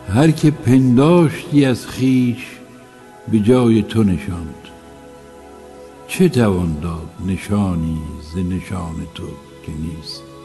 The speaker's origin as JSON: {"language": "Persian", "town": "Rasht", "region": "Gilan", "country": "Iran", "tie": "born or raised there", "moved": "yes", "lives_now": "Tehran, Iran", "said": "من در شهری بزرگ شدم که شهر روشنفکری سیاسی بود"}